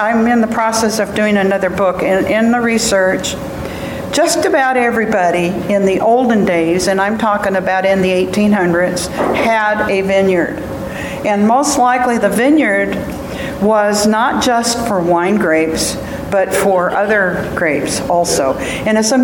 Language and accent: English; Salinas, California, United States; I was born in Salinas Valley, in Salinas